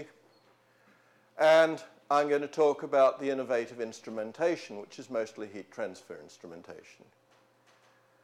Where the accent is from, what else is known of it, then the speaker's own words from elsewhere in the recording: Australia; also born or lived in New Zealand; now in Oxford, United Kingdom; I'm a New Zealander brought up in Australia